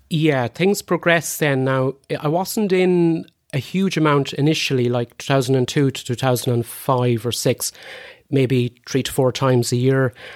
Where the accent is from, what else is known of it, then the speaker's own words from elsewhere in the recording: Cootehall, Connacht, Ireland; also born or lived in Boyle; I was born in, uh, Coot Hall, uh, Carlo, in Ardcarn specifically, and, um, grew up in, in, in that area